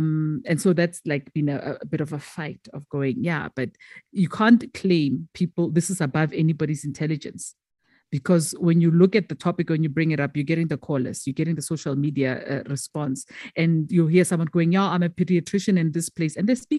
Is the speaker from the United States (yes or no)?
no; South Africa; first language Tswana; English is a second language; And then with Motsweding now, it's my mother tongue